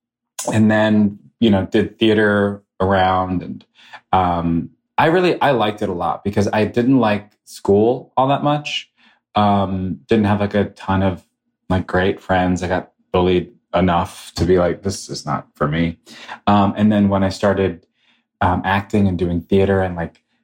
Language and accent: English; New York, United States; moved away as an adult; now in Los Angeles, United States; I was a child actor. I'm from New York. I was a child actor there